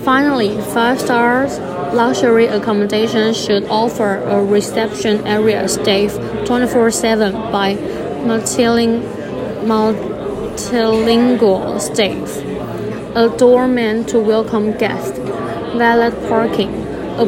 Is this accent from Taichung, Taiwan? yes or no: no; Kaohsiung, Taiwan; English is a second language; now in Kinmen, Taiwan; my hometown is Kaohsiung